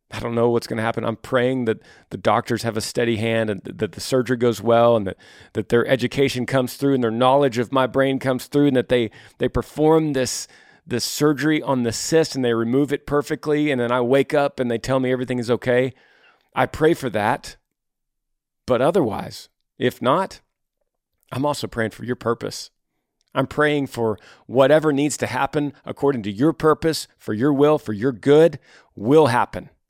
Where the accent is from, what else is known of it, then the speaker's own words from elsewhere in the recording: Texas, United States; now in Maryland, United States; My husband is in the military. We're currently stationed in Maryland, 24 hours from my home state of Texas.